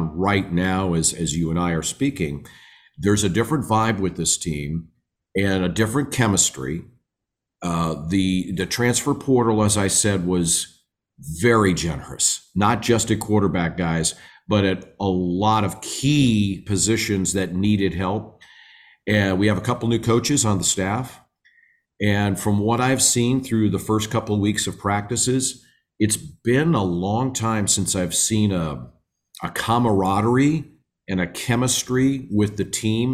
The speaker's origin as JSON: {"language": "English", "region": "Minnesota", "country": "United States", "moved": "yes", "lives_now": "Flagstaff, United States", "said": "I'm a Midwestern boy. I'm from Minnesota originally"}